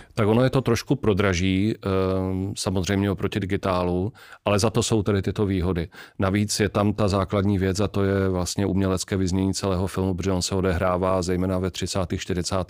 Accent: Czechia; my jako Češi

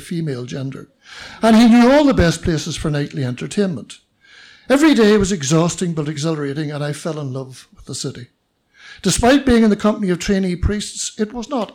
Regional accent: Belfast, Northern Ireland, United Kingdom; I was born in Belfast and raised as a Roman Catholic

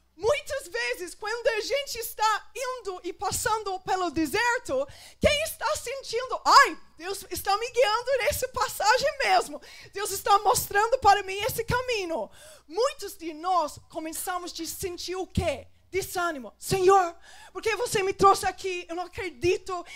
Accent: England, United Kingdom; Portuguese is a second language; moved away; Porque eu sou da Inglaterra.

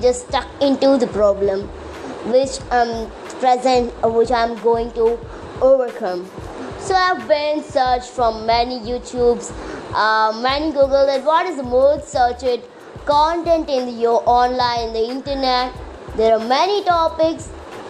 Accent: Visakhapatnam area, Andhra Pradesh, India; I'm from Andhra Pradesh, from Visakhapatnam side, not from Visakhapatnam.

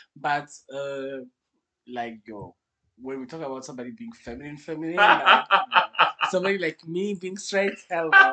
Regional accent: Kigali, Rwanda; I was born and raised in Rwanda, so I'm a Kigali

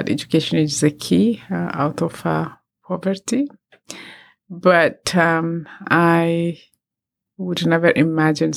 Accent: Ethiopia; I come from Ethiopia

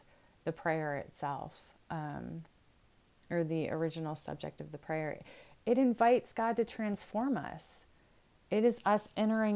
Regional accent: United States; I'm an American, so I know my American culture

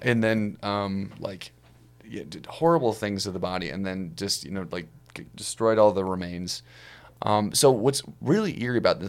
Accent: Ohio, United States; I'm from Ohio

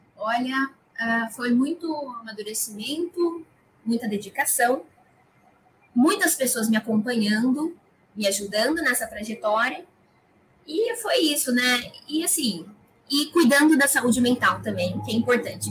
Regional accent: Araras, São Paulo, Brazil; eu sou de Araras, interior de São Paulo sempre estudei em escolas privadas

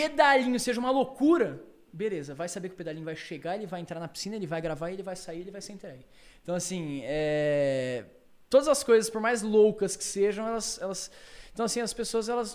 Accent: Londrina, Paraná, Brazil; na minha cidade, em Londrina

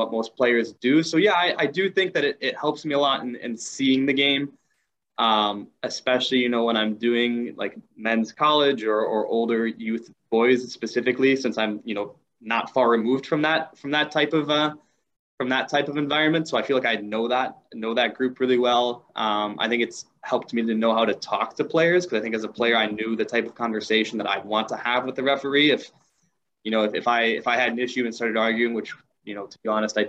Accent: Madison, Wisconsin, United States; also born or lived in Milwaukee, Wisconsin; Originally grew up around the Madison area, now living in Milwaukee

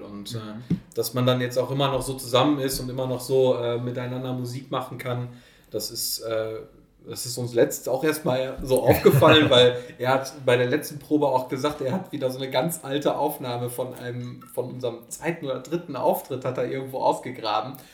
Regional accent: Oelde, North Rhine-Westphalia, Germany; in der Alten Post in Oelde, in meiner Heimatstadt

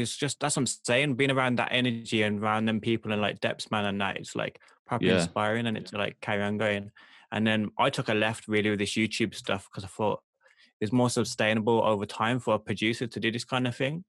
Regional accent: Birmingham, West Midlands, United Kingdom; accent: Birmingham

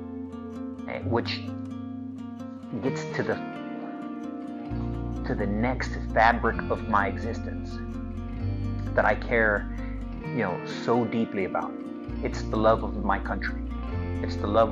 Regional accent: United States; I'm a Christian American, which means I'm a Christian first. I am an American second

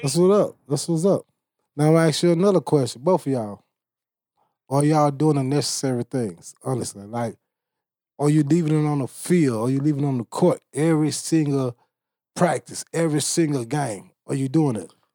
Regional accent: Bastrop, Louisiana, United States; I'm from Bastrop, Louisiana

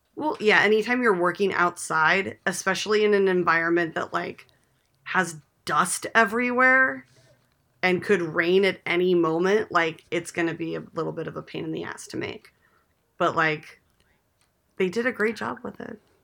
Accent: California, United States; I grew up in California

